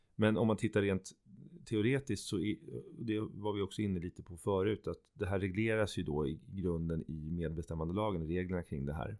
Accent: Sweden; vi själva kanske som svenskar

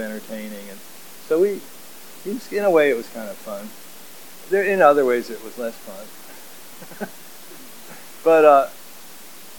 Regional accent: Kentucky, United States; moved away as an adult; also born or lived in Lynchburg / San Jose, California; now in California, United States; I grew up in Kentucky

